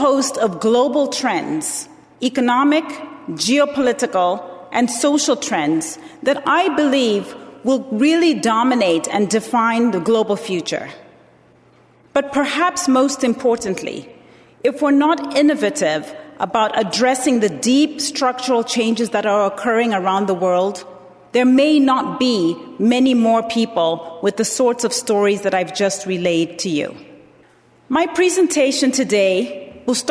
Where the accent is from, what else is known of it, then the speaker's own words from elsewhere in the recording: Zambia; moved away; I was born in Zambia, and I was raised as a Presbyterian